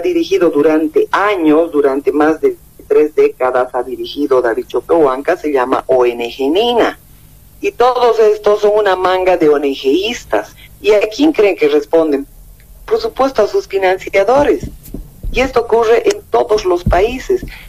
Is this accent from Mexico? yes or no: no; Bolivia; como bolivianos